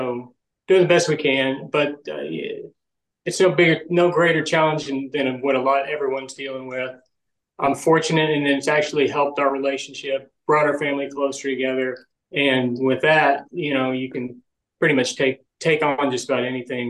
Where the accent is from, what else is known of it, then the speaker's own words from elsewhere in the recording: Lubbock, Texas, United States; now in Dallas, United States; I grew up in Texas. I'm from Lubbock, West Texas, and now I live in Dallas